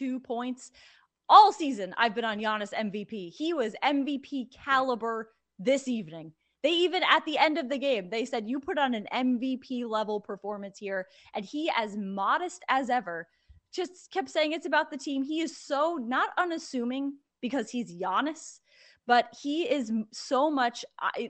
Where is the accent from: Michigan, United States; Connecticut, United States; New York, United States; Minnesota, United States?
Connecticut, United States; moved away as an adult; now in Boston, United States; I grew up in Connecticut.